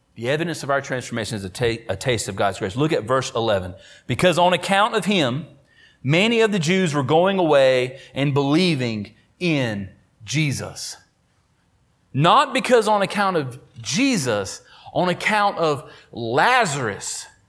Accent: Oakboro, North Carolina, United States; do ministry in Oakboro, my hometown. Went to the high school across the street

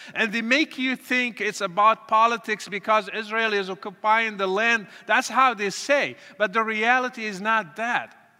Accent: Morocco; moved away; I was born and raised in Morocco to a Muslim family

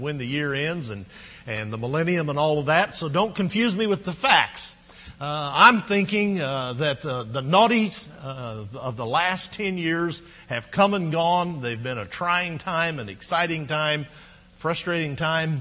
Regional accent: Midwest, United States; now in Texas, United States; We grew up in the Midwest. We ate a lot of Great Northern and Navy beans on New Year's Day. Moved to Texas

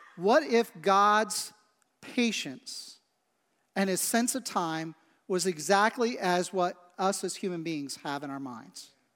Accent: Midwest, United States; also born or lived in West Shore area, Cumberland County, Pennsylvania; now in Lancaster County, United States; I grew up in the Midwest

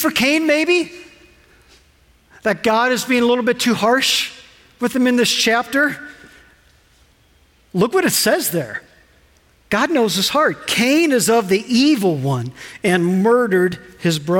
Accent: Ohio, United States; We're from Ohio

